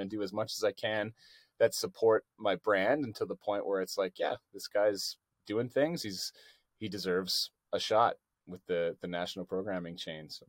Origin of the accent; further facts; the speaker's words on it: Canada; I think they, they think it's cool that I'm from Canada.